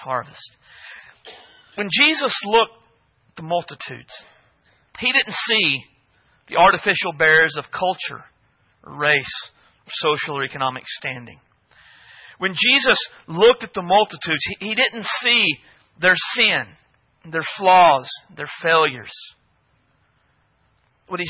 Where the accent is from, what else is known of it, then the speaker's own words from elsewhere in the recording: United States; as Americans